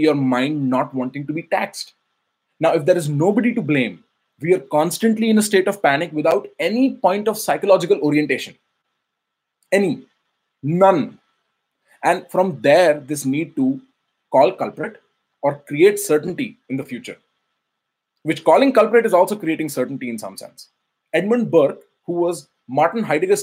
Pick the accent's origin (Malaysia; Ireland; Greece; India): India; Faridabad, Haryana; moved away as an adult; now in New York City, United States; I grew up in India, Faridabad, near New Delhi. Faridabad is a suburb where I grew for the first 21 years of my life